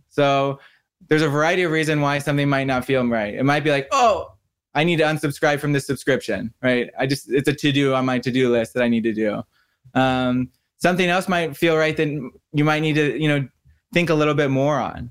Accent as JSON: {"language": "English", "town": "Santa Barbara", "region": "California", "country": "United States", "tie": "born or raised there", "said": "I grew up in Santa Barbara, California"}